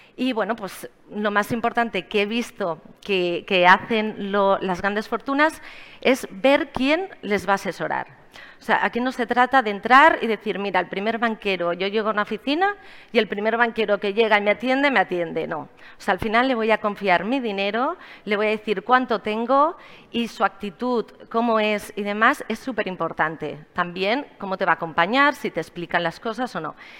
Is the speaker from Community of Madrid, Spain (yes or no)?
no; Barcelona, Catalonia, Spain; moved away as an adult; also born or lived in Miami; soy de Barcelona